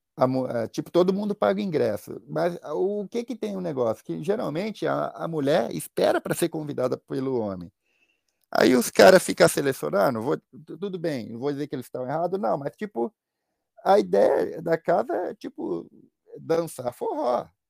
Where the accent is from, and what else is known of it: Brazil; moved away